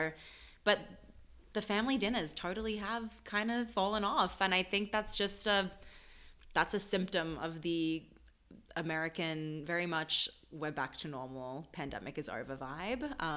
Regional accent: Melbourne, Victoria, Australia; also born or lived in Paris, France; now in New York, United States; I'm from Melbourne specifically

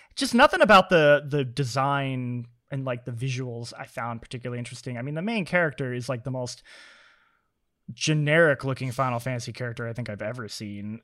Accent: Vermont, United States; I'm from Vermont, uh, the home of Burton

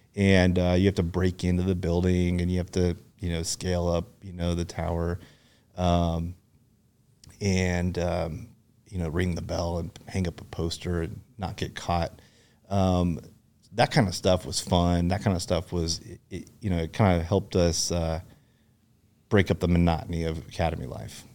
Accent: Seattle, Washington, United States; moved away as an adult; also born or lived in Fullerton, California / Yakima, Washington / Wenatchee, Washington / Bothell, Washington; I grew up in Seattle

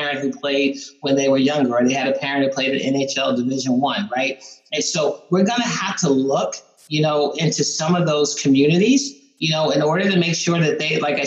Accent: East Coast, United States; now in Columbus, United States; I grew up on the East Coast

